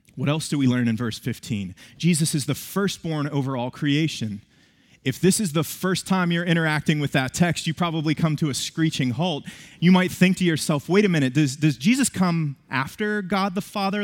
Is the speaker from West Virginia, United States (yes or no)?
yes; West Virginia, United States; moved away; I was born and raised in West Virginia.